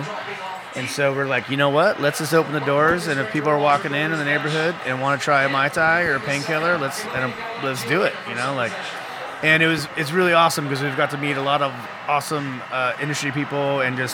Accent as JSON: {"language": "English", "town": "San Diego", "region": "California", "country": "United States", "tie": "born or raised there", "also_born_or_lived": "Los Angeles / Nashville", "said": "I grew up in San Diego, also like a great town, very relaxed"}